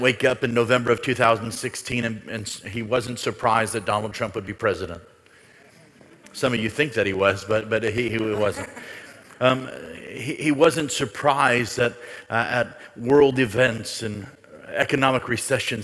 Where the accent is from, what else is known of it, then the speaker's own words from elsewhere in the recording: United States; as an American